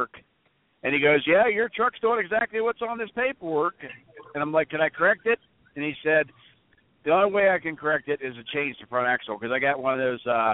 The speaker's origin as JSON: {"language": "English", "region": "Ohio", "country": "United States", "said": "I'm from Ohio, but I'm just got into Pennsylvania"}